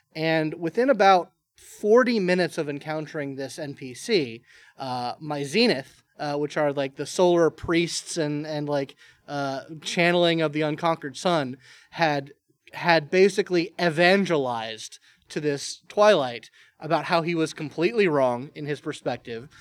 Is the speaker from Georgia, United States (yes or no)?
yes; Marietta, Georgia, United States; I'm from Marietta, Georgia as well. Been here